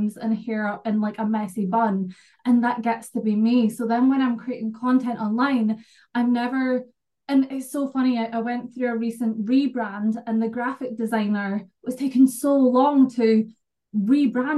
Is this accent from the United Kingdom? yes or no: yes; Scotland, United Kingdom; I'm from Scotland